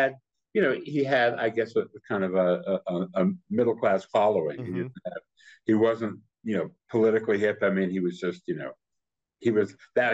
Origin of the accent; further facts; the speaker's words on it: Paterson, New Jersey, United States; moved away; That's my hometown.